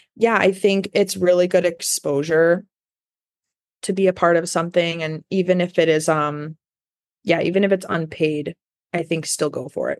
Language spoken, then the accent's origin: English; Elgin, Illinois, United States; moved away as an adult; also born or lived in Pittsburgh / Los Angeles; I moved back home to Chicago. I'm from Elgin, uh, about an hour west of the city